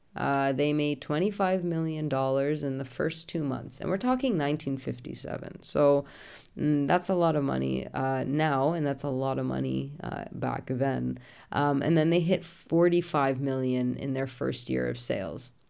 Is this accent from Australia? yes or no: no; Canada; being Canadian and so close to the US border